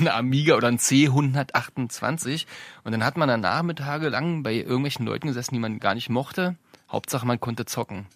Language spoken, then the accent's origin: German; Brandenburg, Germany; mit Anfang der 80er geboren, äh, im schönen Brandenburg